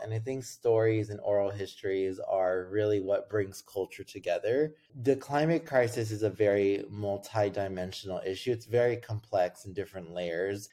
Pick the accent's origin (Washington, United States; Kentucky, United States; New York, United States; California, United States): California, United States; Los Angeles; I grew up in Los Angeles